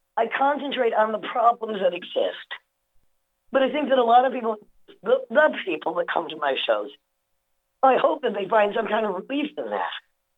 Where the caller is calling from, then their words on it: Brooklyn, New York, United States; I'm in Brooklyn.